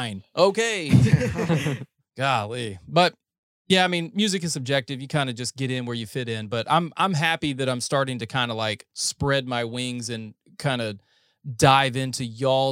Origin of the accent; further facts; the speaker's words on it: North Carolina, United States; moved away as an adult; also born or lived in Ohio; now in Texas, United States; I'm from North Carolina